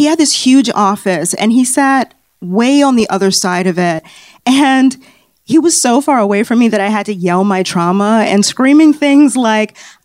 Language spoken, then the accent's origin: English; Chicago, Illinois, United States; now in Los Angeles, United States; I'm originally from Chicago